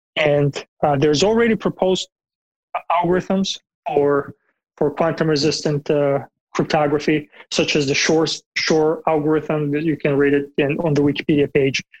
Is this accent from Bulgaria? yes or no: yes; Bulgaria; moved away; I'm from Bulgaria originally in Eastern Europe.